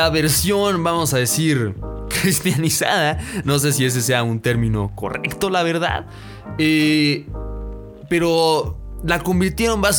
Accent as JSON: {"language": "Spanish", "country": "Mexico", "said": "aprender alguna lengua originaria, una lengua que haya nacido en mi bello México debería de, debería de. Como mexicanos, deberíamos de."}